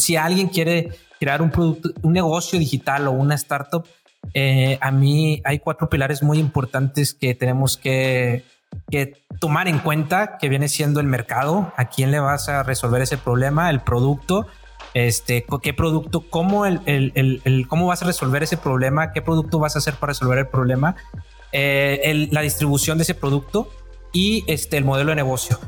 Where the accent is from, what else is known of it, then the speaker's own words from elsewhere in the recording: Apodaca, Nuevo León, Mexico; vengo de, soy de Apodaca, el otro lado del lado de San Pedro, o sea, de, acá de Apodaca, Nuevo León